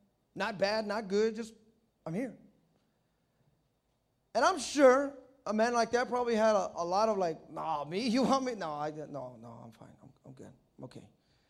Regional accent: New York, United States; I'm just a drug addict. What? I'm from New York. You want me to go to L.A.?

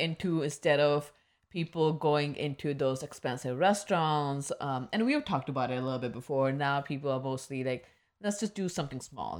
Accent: Midwest, United States; The growing up in Midwest

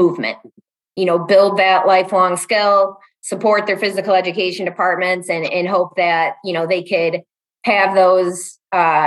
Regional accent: Chicago, Illinois, United States; moved away as an adult; now in Madison, United States; I'm originally from the south suburbs of Chicago. About 6-7 years ago, knocked some sense in myself and brought myself up to Madison, Wisconsin.

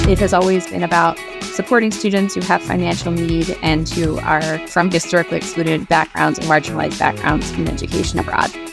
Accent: Baltimore, Maryland, United States; working with a lot of social justice organizations based in Baltimore, my favorite place in the world

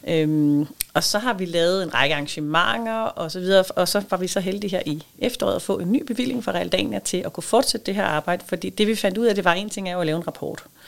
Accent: South Funen, Southern Denmark, Denmark; jeg er vokset op faktisk på Sydfyn

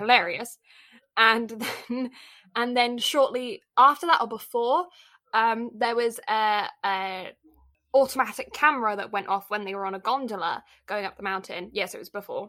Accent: Canada; me being Canadian

